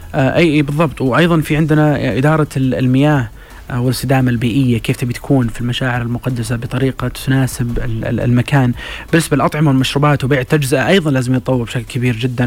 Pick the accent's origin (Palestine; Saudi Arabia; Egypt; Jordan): Saudi Arabia; حنا ترى كسعوديين